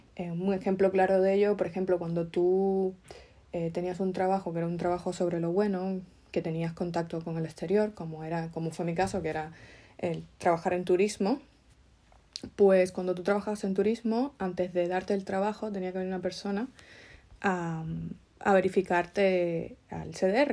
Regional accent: Cuba; moved away; nosotros, mm, emigrantes que venimos de Cuba

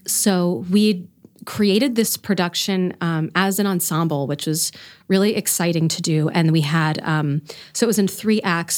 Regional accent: Florida, United States; moved away as an adult; also born or lived in Indiana / Bethlehem, Pennsylvania; now in Reading, United States; I am not from here. I grew up in Florida.

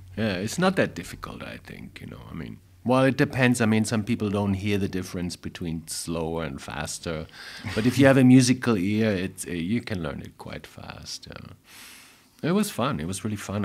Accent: Frankfurt, Hesse, Germany; born or raised there; English is a second language; moved away as an adult; also born or lived in New York

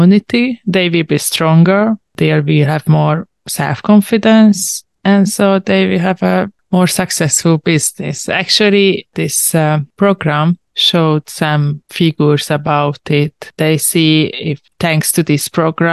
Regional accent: Hungary; I'm a journalist from Hungary

